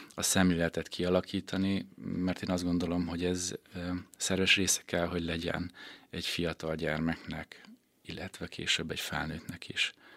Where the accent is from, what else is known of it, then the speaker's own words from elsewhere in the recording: Békéscsaba, Békés, Hungary; also born or lived in Szeged; én Békés Csabán születtem, Békés Csabán éltem